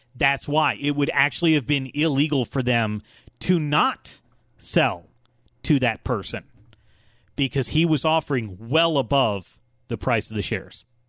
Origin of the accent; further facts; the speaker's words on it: Atlanta, Georgia, United States; I'm from Atlanta